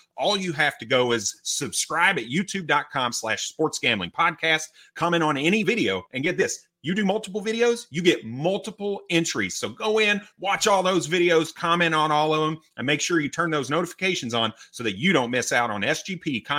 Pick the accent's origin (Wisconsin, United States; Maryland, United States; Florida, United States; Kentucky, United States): Kentucky, United States; I'm from Kentucky.